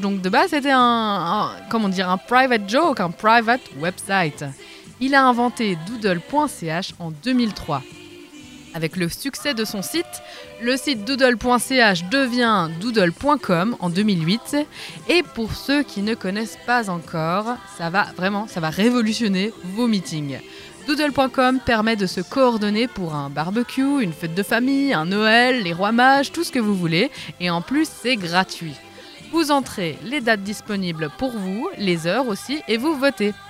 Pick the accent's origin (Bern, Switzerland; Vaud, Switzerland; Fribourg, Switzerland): Vaud, Switzerland; en tant que vaudoise